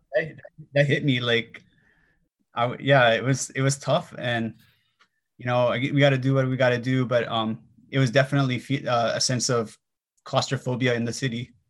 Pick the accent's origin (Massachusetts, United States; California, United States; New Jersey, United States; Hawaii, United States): Hawaii, United States; Kailua; I'm from Kailua, uh, on Oahu